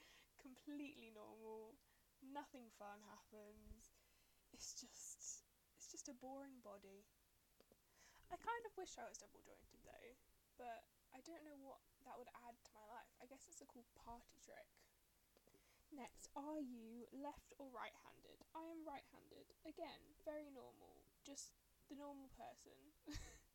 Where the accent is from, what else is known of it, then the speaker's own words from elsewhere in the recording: United Kingdom; I am very British.